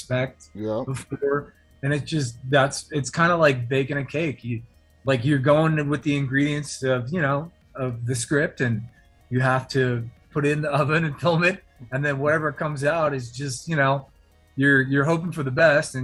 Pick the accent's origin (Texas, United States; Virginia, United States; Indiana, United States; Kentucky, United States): Virginia, United States; Virginia Beach; also born or lived in Los Angeles; now in Atlanta, United States; I'm from Virginia Beach. I live in Atlanta now, but I grew up in Virginia Beach